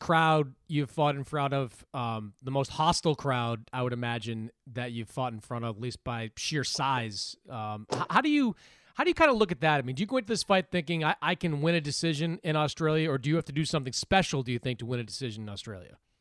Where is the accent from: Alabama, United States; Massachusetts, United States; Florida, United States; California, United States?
Massachusetts, United States; Quincy; there's also the original Dunkin' Donuts in my hometown